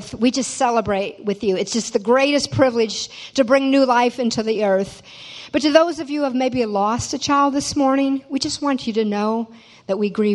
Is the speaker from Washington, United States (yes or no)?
yes; Tacoma, Washington / Fox Island, United States; moved away as an adult; also born or lived in Fox Island, Washington; now in Louisiana, United States; But I was born in Tacoma, Washington. It's about 30 miles south of Seattle. And lived there till I was 8 years old when my father decided to move about 45 minutes outside of town to a house on a little island called Fox Island.